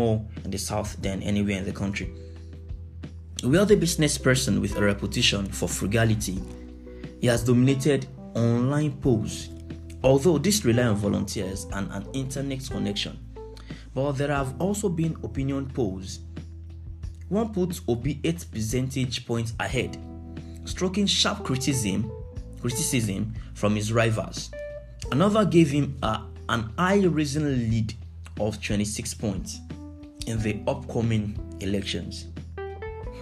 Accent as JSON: {"language": "English", "country": "Nigeria"}